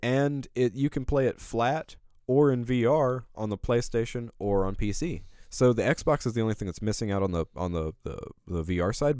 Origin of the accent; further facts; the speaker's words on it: Alabama, United States; I'm from Alabama.